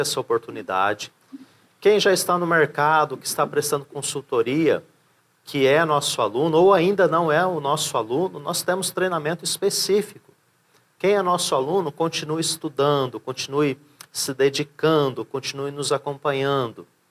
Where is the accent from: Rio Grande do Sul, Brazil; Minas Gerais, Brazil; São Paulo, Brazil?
São Paulo, Brazil; Hoje estou em Santa Catarina, né? Sou de São Paulo